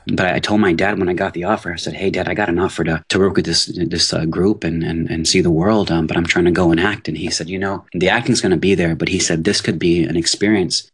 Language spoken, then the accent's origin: English; Houston, Texas, United States; moved away as an adult; also born or lived in New Orleans, Louisiana / Assam, India (ancestry) / Los Angeles; born in New Orleans, I grew up in Houston, Texas